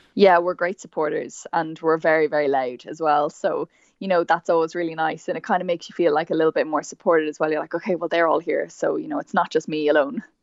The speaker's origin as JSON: {"language": "English", "area": "Meath", "region": "Leinster", "country": "Ireland", "said": "So I'm from Meath originally"}